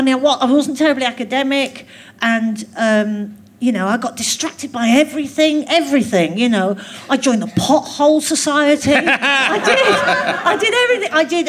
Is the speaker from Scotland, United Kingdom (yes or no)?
yes; Glasgow, Scotland, United Kingdom; Yeah, because I was still at school in Glasgow, and I was quite keen to move quite far away.